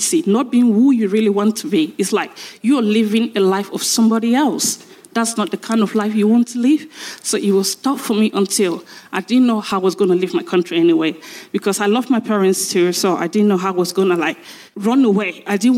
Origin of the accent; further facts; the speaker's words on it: Cameroon; now in United Kingdom; I'm from Cameroon